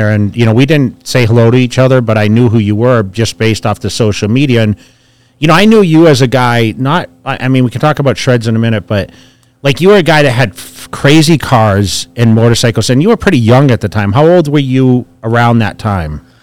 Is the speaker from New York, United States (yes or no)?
no; Orange County, California, United States; now in Las Vegas, United States; and I came from Orange County actually before I moved to Vegas. So I kind of know the the area a bit.